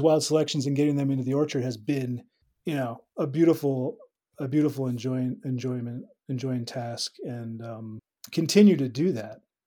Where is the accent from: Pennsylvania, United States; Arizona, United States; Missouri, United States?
Pennsylvania, United States; moved away as an adult; also born or lived in New Mexico / Finger Lakes, New York; came back to the East Coast where I grew up in Pennsylvania